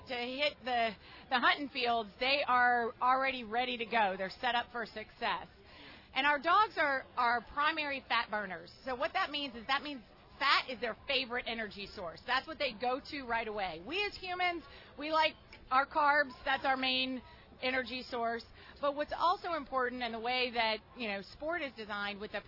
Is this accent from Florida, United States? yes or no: no; Baton Rouge, Louisiana, United States; moved away; also born or lived in Austin, Texas; I grew up in Baton Rouge and lived a good portion of my life in Austin, Texas